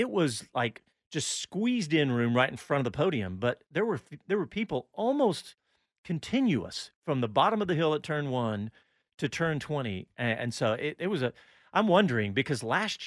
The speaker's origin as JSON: {"language": "English", "town": "Austin", "region": "Texas", "country": "United States", "said": "I'm from Austin"}